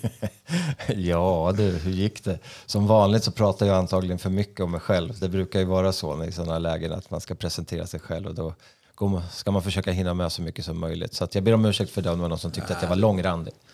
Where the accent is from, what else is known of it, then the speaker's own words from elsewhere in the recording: Sweden; jag är ju svensk själv.